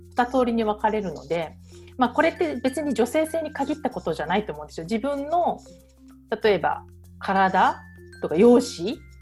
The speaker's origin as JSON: {"language": "Japanese", "country": "Japan", "moved": "yes", "said": "日本人だから"}